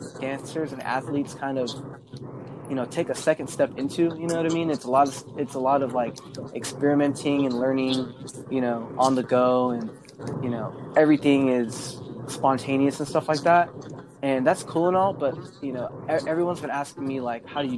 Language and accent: English; San Diego, California, United States; also born or lived in Ventura / Oxnard; I'm from San Diego, and I lived out in Ventura and Oxnard for a little while.